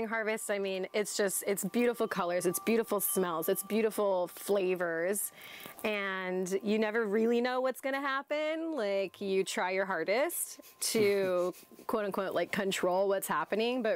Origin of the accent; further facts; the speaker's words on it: Southern Oregon, United States; I grew up in Southern Oregon.